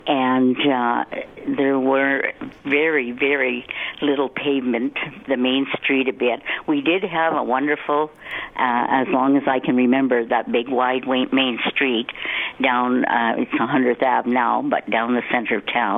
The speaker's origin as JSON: {"language": "English", "town": "Morinville", "region": "Alberta", "country": "Canada", "tie": "born or raised there", "said": "I grew up in Mornville, so it is my hometown also. And I went to school here and got married, stayed right here, and I'm still here."}